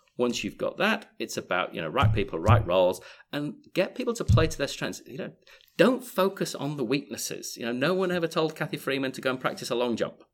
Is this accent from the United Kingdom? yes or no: yes; Yorkshire and the Humber, United Kingdom; moved away as an adult; also born or lived in Leeds; now in Australia; originally from the People's Republic of Yorkshire in the U K, uh, but I've been out here for twenty-five years and still haven't lost my accent